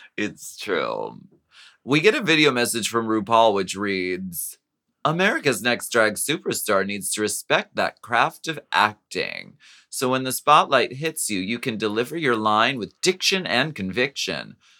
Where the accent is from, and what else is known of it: Erie, Pennsylvania, United States; born or raised there